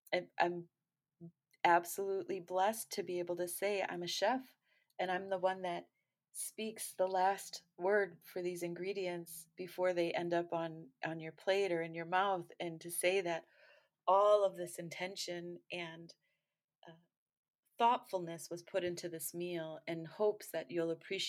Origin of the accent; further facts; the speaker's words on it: Great Lakes, United States; I'm from the Great Lakes region.